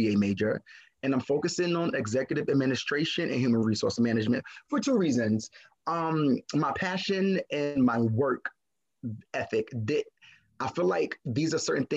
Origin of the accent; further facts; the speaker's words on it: New York City, New York, United States; also born or lived in Crown Heights; I was raised in East New York